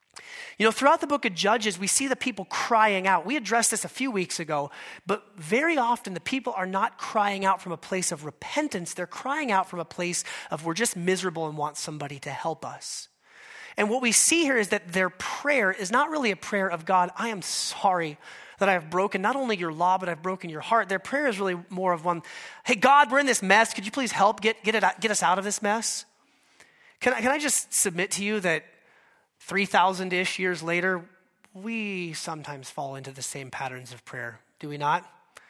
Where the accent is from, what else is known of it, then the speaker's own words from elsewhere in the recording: Alaska, United States; But I am from Alaska, and our state bird there is the mosquito.